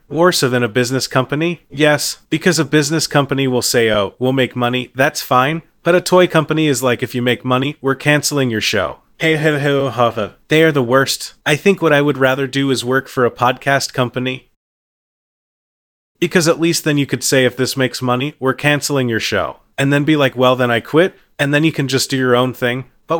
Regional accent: Midwest, United States; Well, I'm from the Midwest originally.

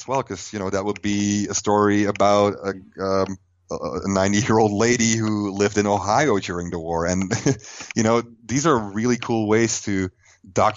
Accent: Flanders, Belgium; English is a second language; moved away as an adult; now in United States; I'm from Belgium

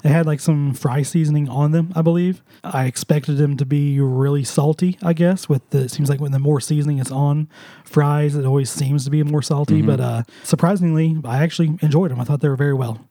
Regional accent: Sparta, Missouri, United States; I grew up in Sparta

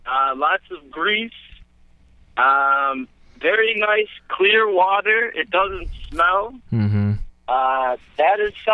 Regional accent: Italy; English is a second language; I am from Italy.

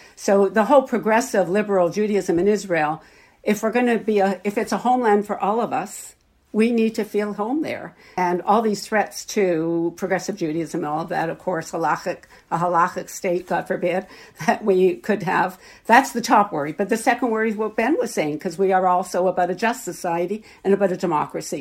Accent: Canada; also born or lived in Toronto; as Canadian Jews

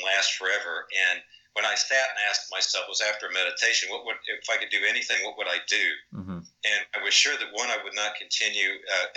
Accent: Texas, United States; also born or lived in Dallas, Texas / New Smyrna, Florida; I was born in Dallas, Texas

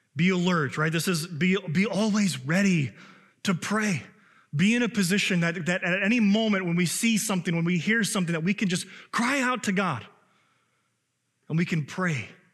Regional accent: Chicago, Illinois, United States; now in Minnesota, United States; I know I'm from Illinois and I'm from Chicago

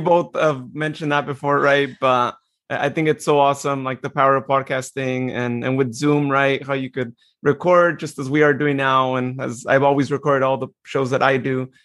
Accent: Turlock, California, United States; here in my hometown

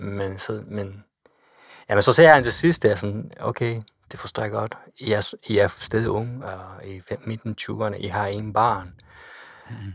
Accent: Kochi, Japan; Danish is a second language; moved away as an adult; also born or lived in Osaka; now in Denmark; min hjemby Kochi

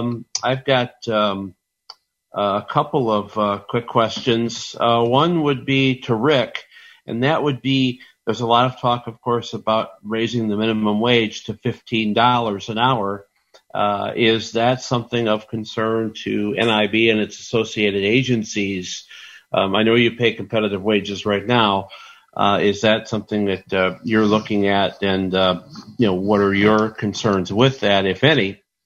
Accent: Illinois, United States; My home state, Illinois.

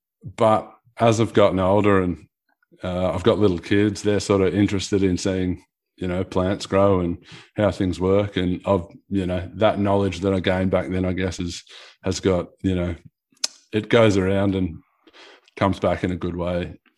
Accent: Geelong, Victoria, Australia; I grew up in Geelong, Victoria, and didn't have a big interest in trades as a kid.

